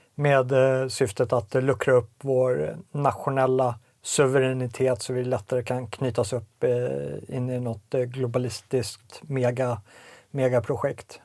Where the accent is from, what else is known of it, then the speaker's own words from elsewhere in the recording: Sweden; also born or lived in Småland; som svensk medborgare, som, som etnisk svensk, som svensk från sån svunnen tid